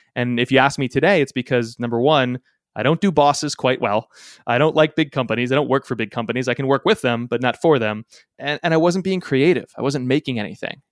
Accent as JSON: {"language": "English", "region": "Connecticut", "country": "United States", "tie": "born or raised there", "said": "my home state of Connecticut in the States"}